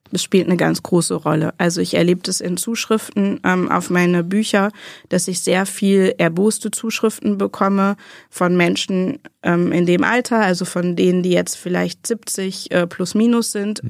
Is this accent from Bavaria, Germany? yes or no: no; western Münsterland, North Rhine-Westphalia, Germany; ich komme aus dem westlichen Münsterland. Ich bin an der niederländischen Grenze geboren.